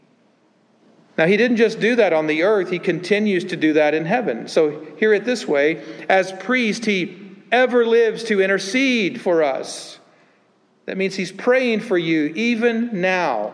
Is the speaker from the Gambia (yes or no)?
no; the Bible Belt, United States; I grew up in the Bible Belt